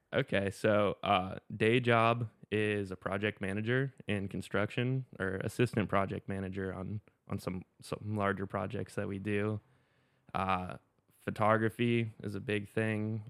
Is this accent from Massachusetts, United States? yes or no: no; Pensacola Beach, Florida, United States; also born or lived in Colorado; now in Jacksonville Beach, United States; grew up in Florida. Um, started surfing when I was seven, same time I started skating. Unfortunately, I grew up in Pensacola Beach